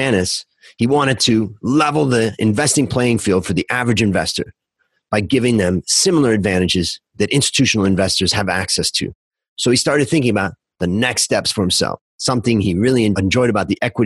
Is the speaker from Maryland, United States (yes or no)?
no; Ohio, United States; now in Bangkok, Thailand; traveling from Ohio, where I grew up, to California